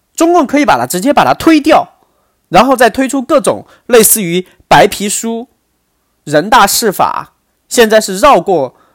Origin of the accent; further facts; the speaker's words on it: China; 我作为一个大陆人